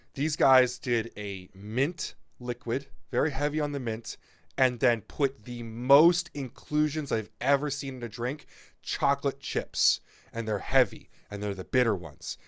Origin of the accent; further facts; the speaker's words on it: New Jersey, United States; I'm from New Jersey